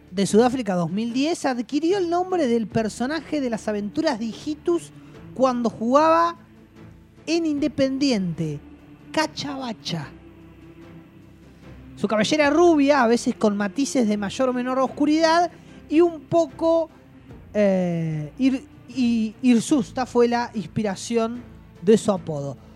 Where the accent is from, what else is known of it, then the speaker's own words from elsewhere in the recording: Villa Gobernador Gálvez, Santa Fe, Argentina; Desde entonces la gente de mi pueblo, Villa Gobernador Galvez, empezó a llamarme ….